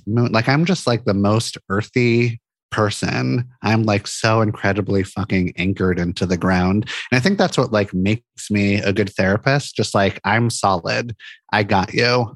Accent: Santa Monica, California, United States; moved away as an adult; now in Portland, United States; I grew up in Santa Monica, California

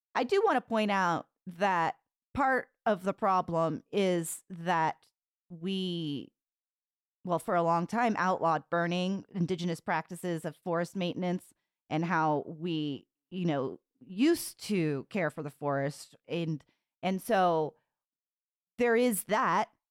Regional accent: California, United States; also born or lived in San Diego; I grew up in California

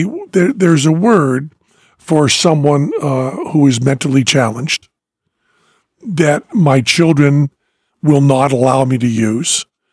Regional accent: New England, United States; accent: New England; When I go back to New England, and I'm talking to people in Western Massachusetts, and you know it's wicked every other word

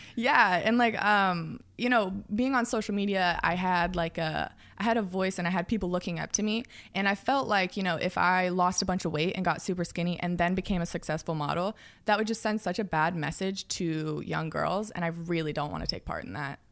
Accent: outside Seattle, Washington, United States; moved away; also born or lived in Los Angeles; I grew up, like, forty minutes outside the city.

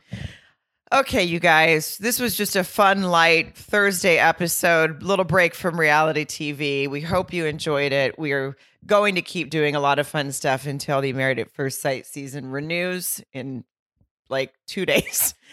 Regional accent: Arkansas, United States; I'm from the South

